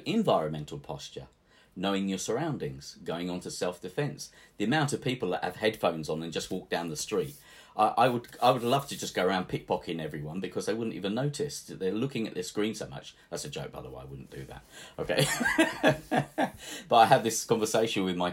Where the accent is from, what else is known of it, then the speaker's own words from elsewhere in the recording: England, United Kingdom; He came from Venice, so of course I'm English. I'm not Italian, but I have an Italian name.